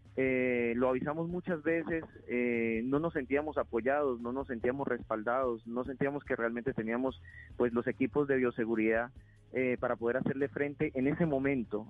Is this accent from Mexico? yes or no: no; Leticia, Amazonas, Colombia; yo soy leticiano, o sea, yo, yo vivo acá porque soy de acá. Eh, solamente salí de Leticia para, formarme como médico, pero regresé.